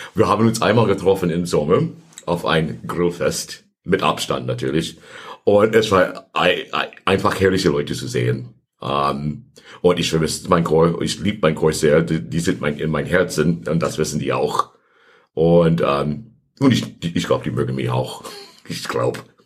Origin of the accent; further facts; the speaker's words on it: Santa Monica, California, United States; German is a second language; moved away as an adult; also born or lived in Los Angeles, United States / Hamburg, Germany; now in Pforzheim, Germany; ich bin geboren in ähm, Los Angeles, ähm, aufgewachsen in Santa Monica, Kalifornien